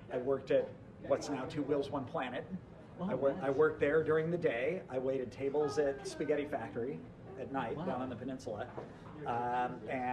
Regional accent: Santa Barbara, California, United States; also born or lived in Irvine, California / Newport Beach, California; I grew up in Santa Barbara, came down here to go to UC Irvine

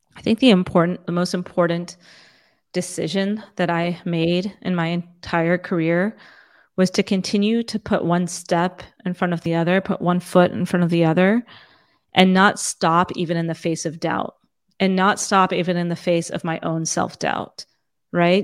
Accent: Fremont, California, United States; also born or lived in Saratoga, California / San Jose, California / India; I grew up in, in first, a small town that's about an hour and, uh, south and east of San Francisco called Fremont

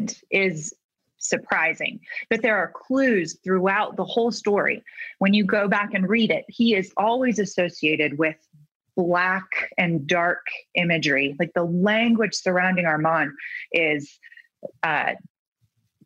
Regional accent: California, United States; I'm from California

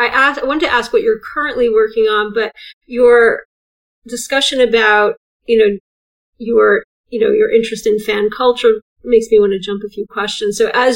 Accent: England, United Kingdom; I love language and as another English person.

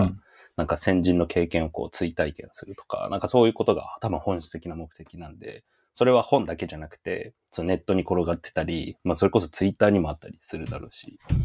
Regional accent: Yamagata, Japan; 地元山形なんですけど

